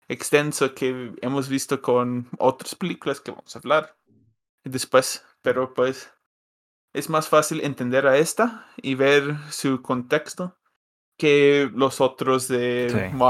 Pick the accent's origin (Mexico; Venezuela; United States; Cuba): United States; Soy gringo